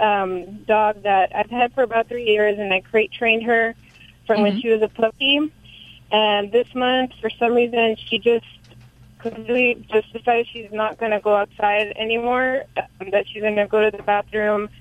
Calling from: Visalia, California, United States; I'm calling from Visalia, California

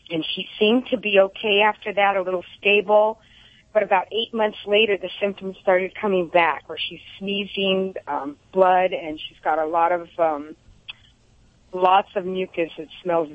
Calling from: Santa Clarita, California, United States; Santa Clarita.

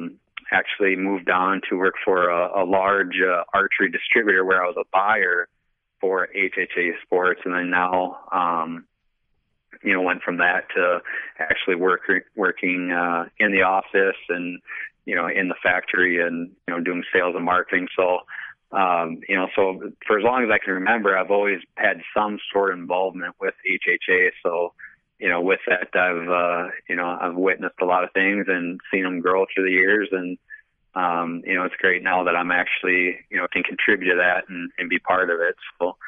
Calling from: Wisconsin, United States; Wisconsin, Rapid, Wisconsin.

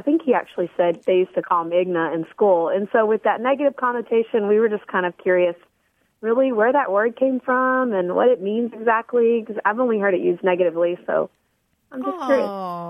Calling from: Midlothian, Texas, United States; It's in Texas, and it's actually south of Dallas.

